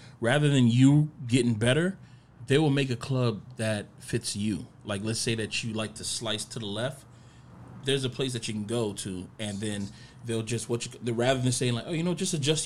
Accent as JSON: {"language": "English", "town": "Miami", "region": "Florida", "country": "United States", "said": "I'm from Miami"}